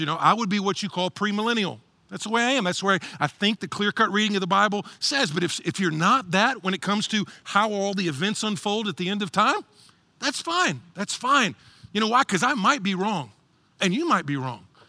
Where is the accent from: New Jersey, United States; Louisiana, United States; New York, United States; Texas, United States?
Texas, United States; I'm from Texas, and tumbleweed's big out there.